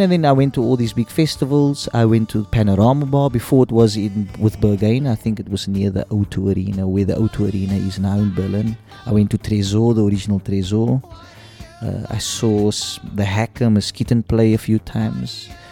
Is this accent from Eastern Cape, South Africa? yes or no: no; Cape Town, Western Cape, South Africa; accent: South African Cape Townian; moved away as an adult; also born or lived in Aberdeen, Scotland / Glasgow, Scotland; now in London, United Kingdom; growing up in South Africa, in Cape Town